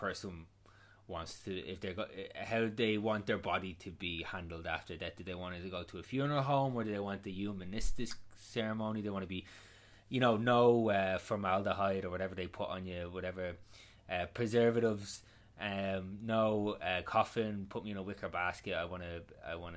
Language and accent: English; Ireland; I do feel lucky being Irish